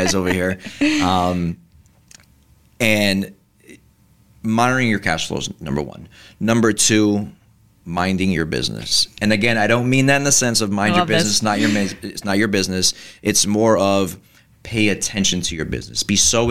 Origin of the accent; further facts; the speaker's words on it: Kearny, New Jersey, United States; my dad owned the barbecue right in town where I was in high school